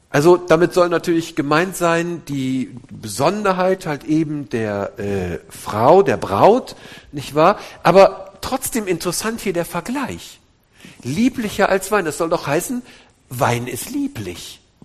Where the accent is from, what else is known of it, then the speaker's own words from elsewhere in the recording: Wuppertal, North Rhine-Westphalia, Germany; Wir kommen nämlich aus der Mitte, aus Wuppertal. Wuppertal-Elberfeld, wo die berühmte Elberfelder Bibel herkommt